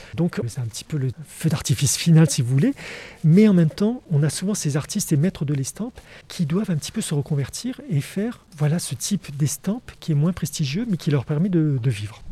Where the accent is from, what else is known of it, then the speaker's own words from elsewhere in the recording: France; chez nous en France